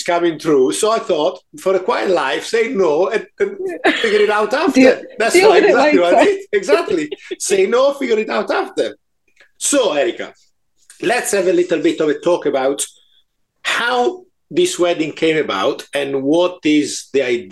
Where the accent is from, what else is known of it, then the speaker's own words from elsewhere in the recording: Italy; accent: Italian; moved away as an adult; now in United Kingdom; I was born in Italy 53 years ago. And then I moved to this country